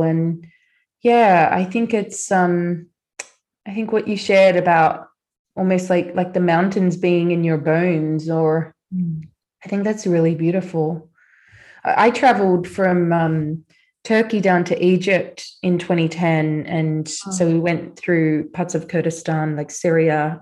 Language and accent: English; Australia; I grew up in Australia